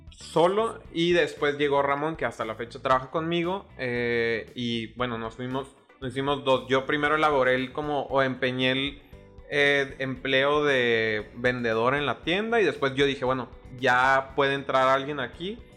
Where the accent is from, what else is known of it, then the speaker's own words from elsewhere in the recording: Juárez, Chihuahua, Mexico; also born or lived in La Paz; La Neta, o sea, nací en Baja California Sur, La Paz, pero como a ah, bien, bien morro me fui a, Juárez a vivir. Bueno, mis papás desde como los dos, tres años ahí este, nos fuimos y, y allá crecí en realidad en Juárez.